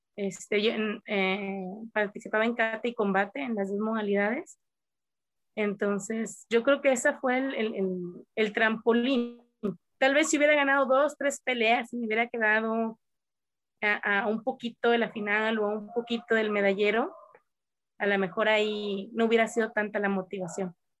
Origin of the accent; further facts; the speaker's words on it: Coahuila, Mexico; nosotros somos de Coahuila, que está a cierta altura a nivel del mar